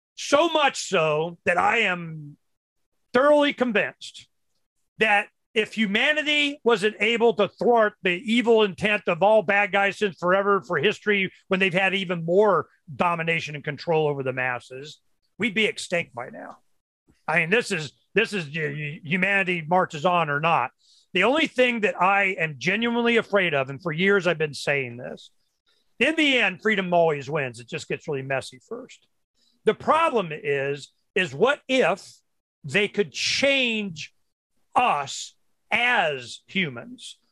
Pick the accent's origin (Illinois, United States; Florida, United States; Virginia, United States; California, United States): Florida, United States; when I was brought up in Florida, you know, in the uh, 60s